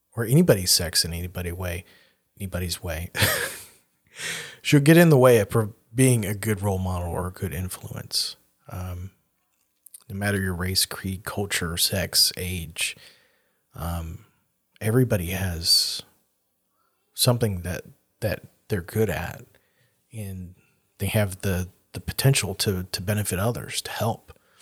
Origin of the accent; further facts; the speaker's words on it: the South, United States; growing up in the South as a very aware of who I was, blonde-haired, blue-eyed, white boy